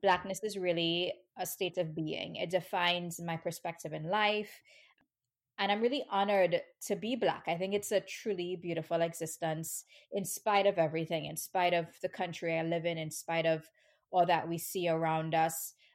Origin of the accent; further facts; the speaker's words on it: Trinidad & Tobago; moved away as an adult; now in New York, United States; I grew up in Trinidad, which is, um, a tiny, a really tiny island in the Caribbean